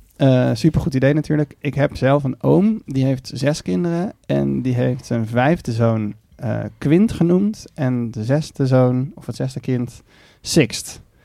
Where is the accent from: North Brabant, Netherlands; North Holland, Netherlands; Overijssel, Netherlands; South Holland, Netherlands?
North Holland, Netherlands; Haarlem; also born or lived in Amsterdam; ik ben geboren in Amsterdam, maar toen op mijn zevende in Haarlem naar Haarlem verhuisd.